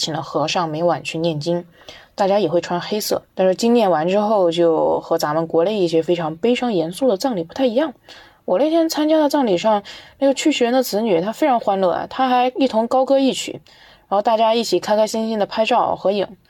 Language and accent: Chinese; Sichuan, China; 我来自四川，我现在是一名大学生